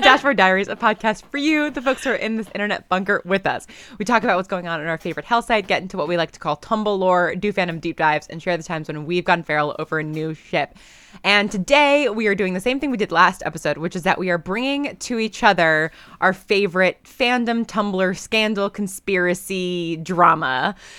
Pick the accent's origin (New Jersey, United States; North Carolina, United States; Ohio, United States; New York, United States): New York, United States; I'm from New York and my parents are like big Broadway people.